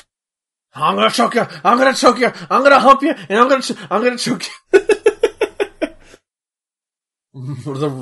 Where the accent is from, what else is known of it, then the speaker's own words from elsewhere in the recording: United States; our American homes